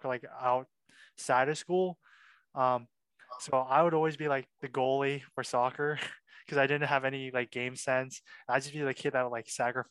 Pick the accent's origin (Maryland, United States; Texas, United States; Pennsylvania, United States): Pennsylvania, United States; Wexford; also born or lived in Milwaukee, Wisconsin; my family moved to Wexford, which is a suburb just north of Pittsburgh. That's where I consider where I grew up